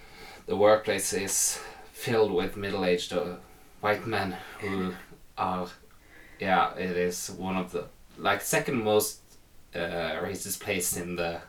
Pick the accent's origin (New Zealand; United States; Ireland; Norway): Norway; English is a second language; As most Norwegians can, I can read and write English without much problem.